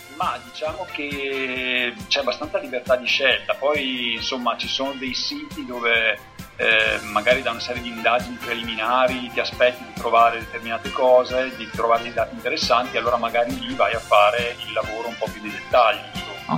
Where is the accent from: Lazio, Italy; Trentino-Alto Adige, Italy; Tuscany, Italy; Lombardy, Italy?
Trentino-Alto Adige, Italy; moved away as an adult; also born or lived in Milan; now in Pavia, Italy; sono originario del Trentino